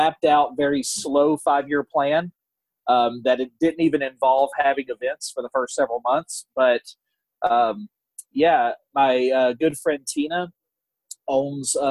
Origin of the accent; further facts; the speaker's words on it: north of Beaumont, Southeast Texas, United States; also born or lived in New Orleans, Louisiana; now in Fort Worth, United States; I grew up in Southeast Texas, a little north of Beaumont